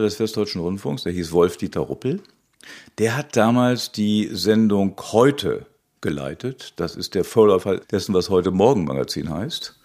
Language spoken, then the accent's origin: German; Hanover, Lower Saxony, Germany; Ich war in Hannover in meiner Heimatstadt